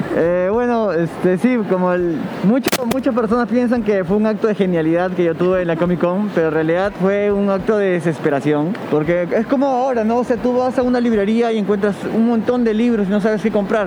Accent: Peru; soy peruano

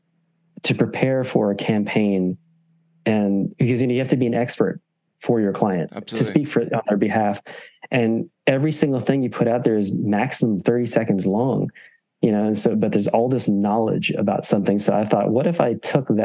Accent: California, United States; also born or lived in Boston; I'm from California.

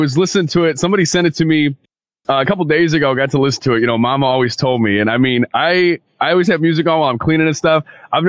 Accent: Monroe, Michigan, United States; now in Detroit, United States; I'm from Monroe, technically, but, you know, I live and work in Detroit now

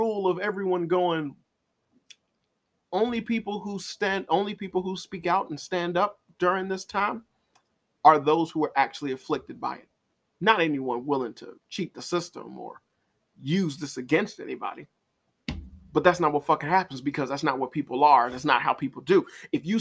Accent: Chicago, Illinois, United States; I'm from Chicago

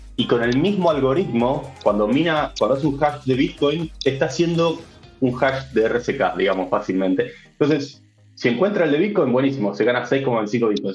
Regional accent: Argentina; Yo, soy argentino

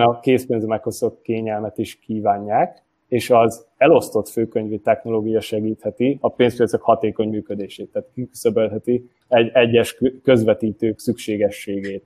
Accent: Hungary; also born or lived in Győr; magyarként egy francia startupban

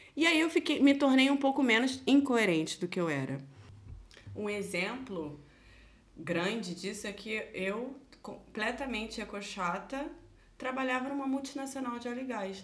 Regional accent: Nova Iguaçu, Rio de Janeiro, Brazil; moved away as an adult; now in Germany; Eu venho da caravana do Rio de Janeiro. Alô, o Uhu Nova Iguaçu

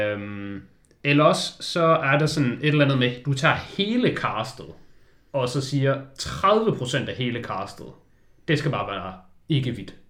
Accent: Denmark; vi er danskere

